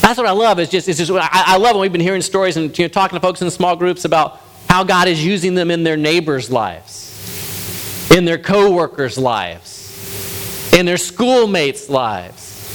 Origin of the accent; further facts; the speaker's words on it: United States; As an American Westerner